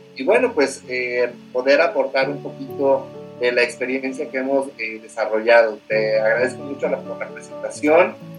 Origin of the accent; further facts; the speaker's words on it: Mexico City, Mexico; moved away as an adult; now in Puebla, Mexico; Yo soy originario de la Ciudad de México